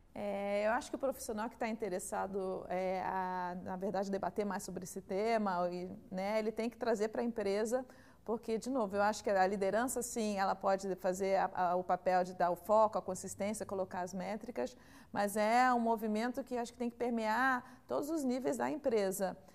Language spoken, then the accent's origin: Portuguese; Rio de Janeiro, Brazil; moved away as an adult; now in São Paulo, Brazil; sou carioca, mas estou há 17 anos já em São Paulo